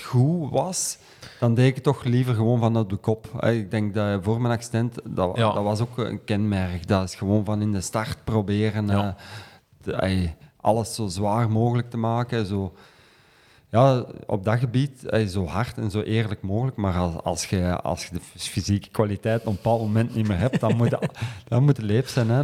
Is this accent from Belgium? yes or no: yes; Kempen, Flanders, Belgium; ik ben van de Kempen afkomstig.